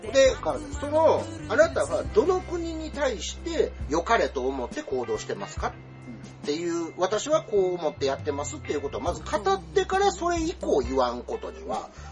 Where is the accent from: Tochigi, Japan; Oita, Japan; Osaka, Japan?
Osaka, Japan